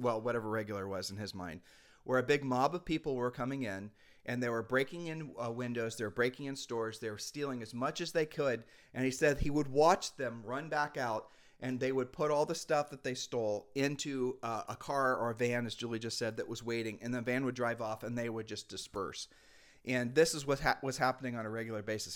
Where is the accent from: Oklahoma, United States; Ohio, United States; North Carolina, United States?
Ohio, United States; moved away as an adult; now in Puerto Rico; we're from Ohio